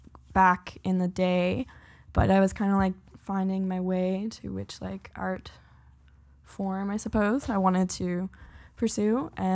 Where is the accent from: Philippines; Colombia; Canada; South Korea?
Canada; Lower Sackville, Nova Scotia; now in Halifax, Canada; Yes, I grew up in Lower Sackville.